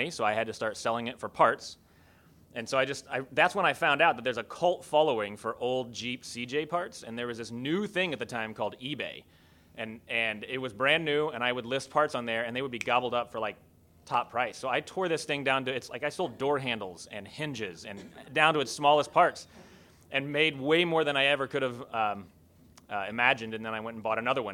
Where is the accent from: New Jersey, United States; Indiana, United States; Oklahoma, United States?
Indiana, United States; rural area near Kokomo; When we wanted to go to the city, that meant we went into Kokomo.